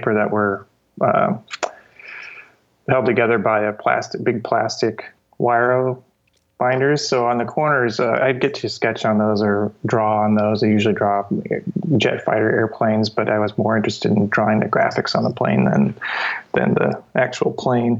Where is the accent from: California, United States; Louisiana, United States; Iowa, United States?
Iowa, United States; Cedar Rapids; I grew up in Iowa, and Cedar Rapids, Iowa